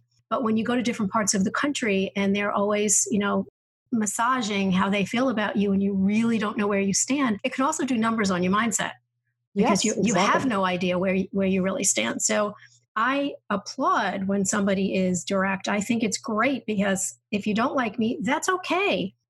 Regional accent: New York, United States; moved away; because I'm from New York. And when I first moved south

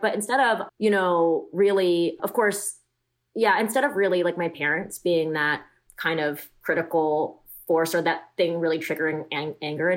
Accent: Davis, California, United States; also born or lived in Los Angeles, California; I grew up in Davis

